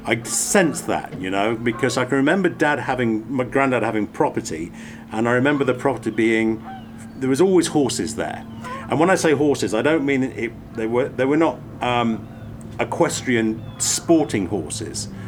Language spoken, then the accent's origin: English; England, United Kingdom; moved away as an adult; also born or lived in France; now in North America; as a kid growing up in England